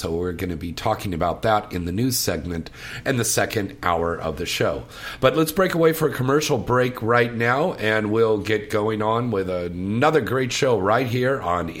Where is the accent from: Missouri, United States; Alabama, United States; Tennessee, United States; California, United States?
California, United States; Santa Clara; moved away; It's going to be up there in Levi Stadium in my hometown of Santa Clara, California.